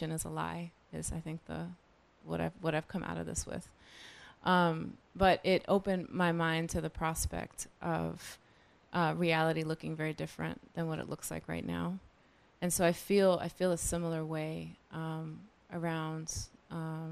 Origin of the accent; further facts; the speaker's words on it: New York City, New York, United States; born and raised in the Bronx